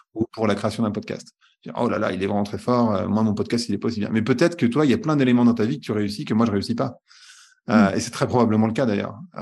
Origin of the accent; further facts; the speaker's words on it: France; je suis né en France